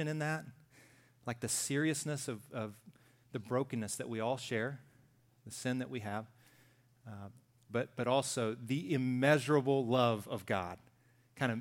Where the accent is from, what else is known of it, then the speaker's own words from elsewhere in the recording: Deep South, United States; I grew up in the Deep South